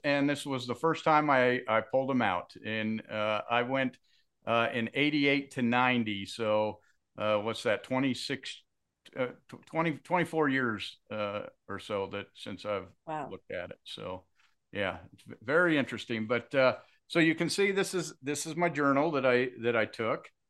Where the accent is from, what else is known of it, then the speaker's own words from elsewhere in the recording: Kaysville, Utah, United States; I grew up in Kaysville, Utah